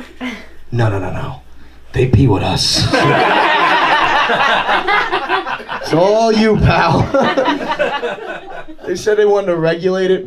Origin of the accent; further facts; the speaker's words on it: Farmingdale, New York, United States; I'm from Farmingdale